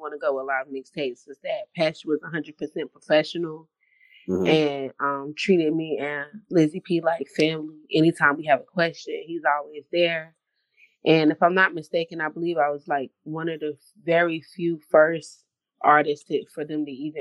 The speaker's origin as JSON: {"language": "English", "town": "Raleigh", "region": "North Carolina", "country": "United States", "tie": "born or raised there", "also_born_or_lived": "Fuquay-Varina, North Carolina", "said": "I'm from Raleigh, North Carolina. Born and raised, but my roots run all the way deep to, like, Baton Rouge, Louisiana"}